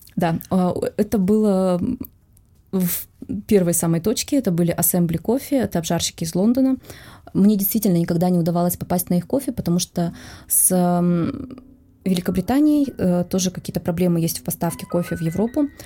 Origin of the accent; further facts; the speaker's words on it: Russia; мы из России